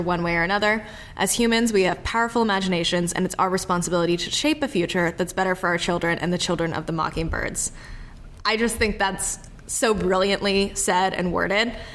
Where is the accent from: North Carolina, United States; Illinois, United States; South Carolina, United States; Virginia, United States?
South Carolina, United States; Charleston; I grew up in Charleston